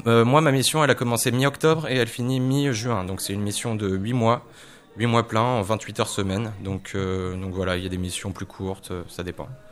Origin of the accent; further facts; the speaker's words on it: Poitiers, Nouvelle-Aquitaine, France; moved away as an adult; now in Tours, France; à la base, je viens de Poitiers